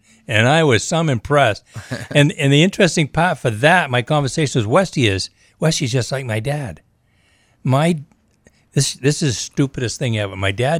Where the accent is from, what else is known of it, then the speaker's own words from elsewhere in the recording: Maine, United States; I'm a kid from Maine. I went to Brewer High School. I only went to high school there, though. I didn't grow up there. We moved quite a few times.